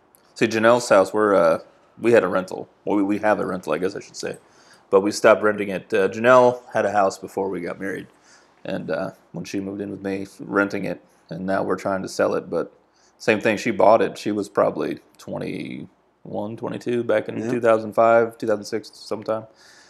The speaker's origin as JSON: {"language": "English", "region": "New England", "country": "United States", "tie": "born or raised there", "said": "Well, you probably can't tell by my accent, but I am a New Englander. So growing up in New England, it's pretty much the only option that you have is to be a Pats fan."}